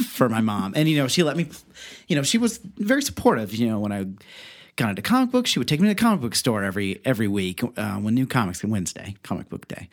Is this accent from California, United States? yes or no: no; Beavercreek, Ohio, United States; I'm from Beaver Creek, Ohio